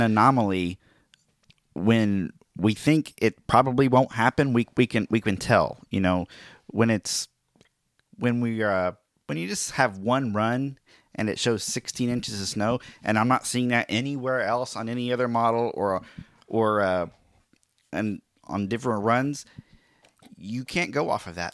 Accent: Oklahoma, United States; my home state of Oklahoma

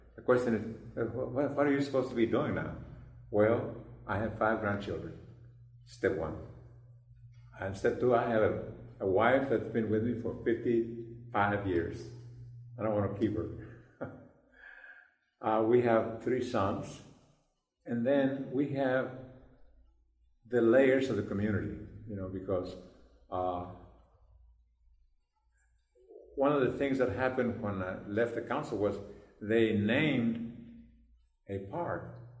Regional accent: United States; also born or lived in Laredo, Texas; I'm an American.

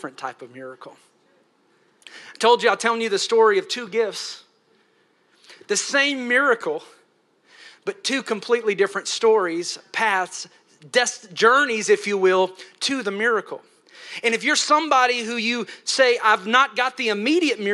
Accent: Tennessee, United States; I'm from Tennessee. They got some hot preaching

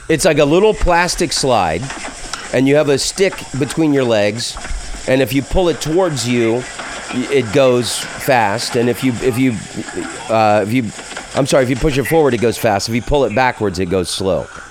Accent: the South, United States; I'm from the South

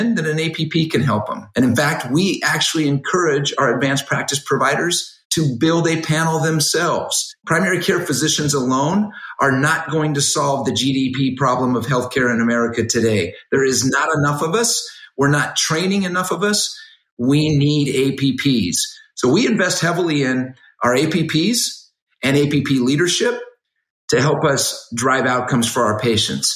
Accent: Arizona, United States; I'm born and raised in Arizona.

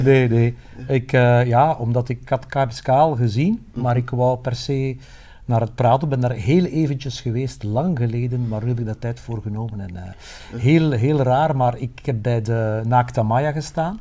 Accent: Dendermonde, Flanders, Belgium; ik kom uit Dendermonde

